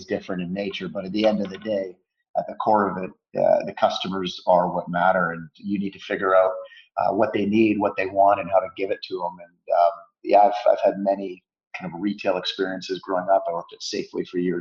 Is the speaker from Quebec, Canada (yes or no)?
no; Vancouver, British Columbia, Canada; Born and raised in Vancouver, Canada, and still living here